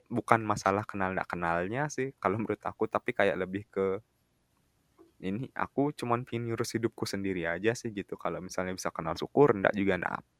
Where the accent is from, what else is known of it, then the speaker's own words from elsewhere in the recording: West Nusa Tenggara, Indonesia; kalau misalnya aku bayangin sama desaku yang di Lombok sih